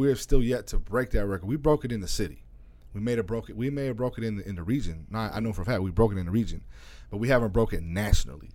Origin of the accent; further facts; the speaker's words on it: small town three hours east of Phoenix, Arizona, United States; moved away as an adult; also born or lived in California; now in Phoenix, United States; I grew up in a small town that's three hours east of here